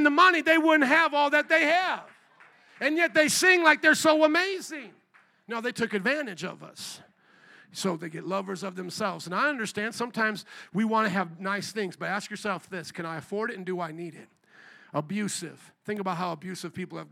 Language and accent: English; Fort Wayne, Indiana, United States; now in Chicago, United States; I grew up in a land called Indiana. I grew up in a small town called Fort Wayne